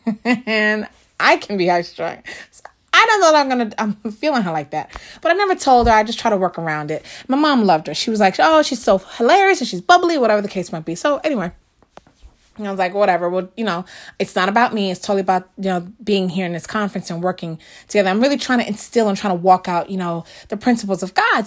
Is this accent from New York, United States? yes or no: yes; New York, United States; I grew up in the very, very Lower East Side.